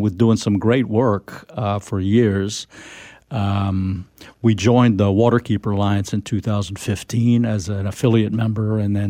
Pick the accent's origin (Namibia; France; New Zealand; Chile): France; born there; well, I was born in France, two American parents, so I was kind of an expat kid.